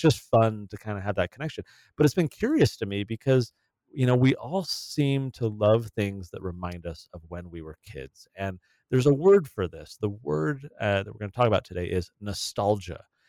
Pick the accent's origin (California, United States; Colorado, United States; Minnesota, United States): California, United States; San Diego; I grew up in San Diego, uh, my whole childhood was there in California